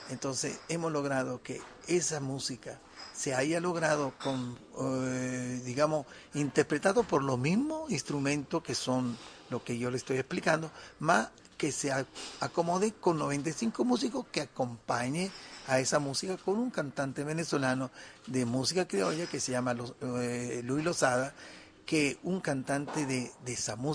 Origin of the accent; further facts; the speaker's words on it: Galicia, Spain; Yo soy gallego.